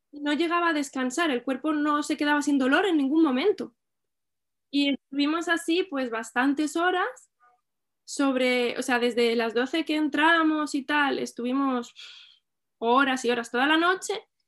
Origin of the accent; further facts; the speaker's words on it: Albacete, Castilla-La Mancha, Spain; now in L'Hospitalet de Llobregat, Spain; soy de Albacete, pero vivo en Hospitalet, en Barcelona